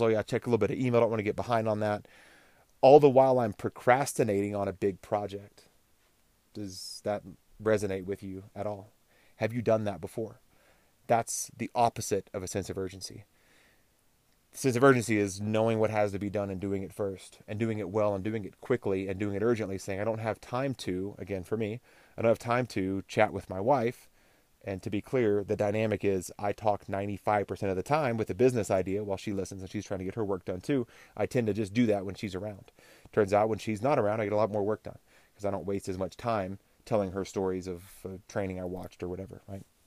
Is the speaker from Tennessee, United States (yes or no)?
no; Texas, United States; I grew up in Texas